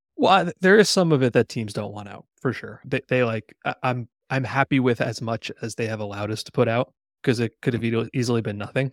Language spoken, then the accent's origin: English; New Jersey, United States; my first concert growing up in New Jersey